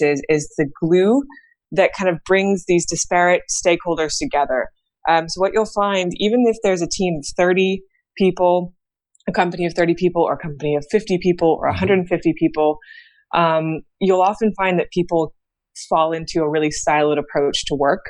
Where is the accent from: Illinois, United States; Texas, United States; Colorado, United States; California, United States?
California, United States; San Francisco; I'm originally from San Francisco. I was born and raised in the Bay Area